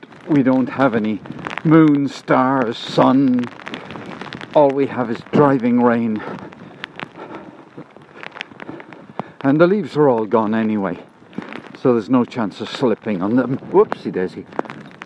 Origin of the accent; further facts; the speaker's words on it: Cork, Munster, Ireland; Irish in Cork